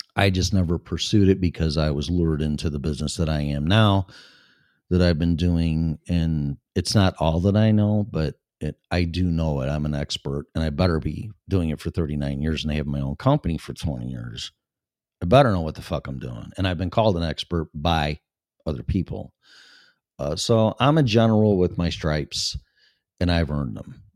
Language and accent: English; Chicago suburbs, Illinois, United States; I was born and raised in Illinois, in the Chicago suburbs